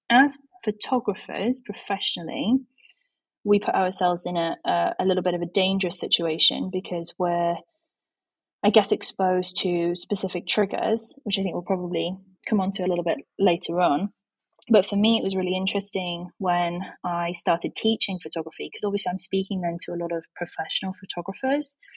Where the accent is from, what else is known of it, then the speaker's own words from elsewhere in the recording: Yorkshire and the Humber, United Kingdom; I am from Yorkshire in England, in the UK